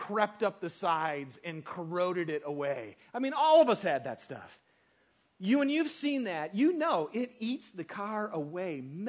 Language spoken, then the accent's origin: English; Michigan, United States; moved away; I grew up in Michigan. And winters are, you know, they're good here, but they're really good back in Michigan. And I also grew up in a small town that was a bedroom community for all the factories